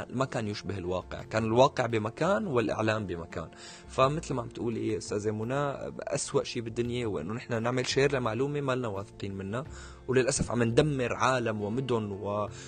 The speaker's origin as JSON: {"language": "Arabic", "country": "Syria", "said": "حتى يعني فيما نحن كسوريين نتغنى دائما بالدراما السورية"}